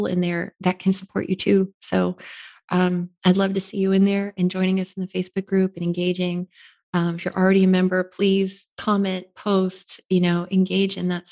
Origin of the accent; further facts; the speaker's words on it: Florida, United States; moved away as an adult; growing up in Florida